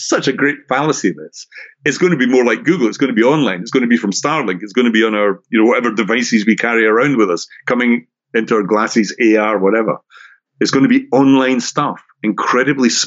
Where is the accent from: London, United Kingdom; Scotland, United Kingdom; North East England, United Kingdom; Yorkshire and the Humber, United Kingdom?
Scotland, United Kingdom; now in Brighton, United Kingdom; if you have an ear for accents, I'm originally from Scotland, although I'm doing this podcast from England, a place called Brighton on the south coast